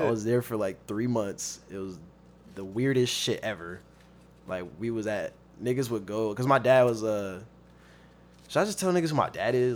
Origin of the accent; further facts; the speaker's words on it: Long Beach, California, United States; also born or lived in Compton / Fontana; I've been in Long Beach since I was fourth grade, and, uh, I'm from Long Beach. That's what I claim.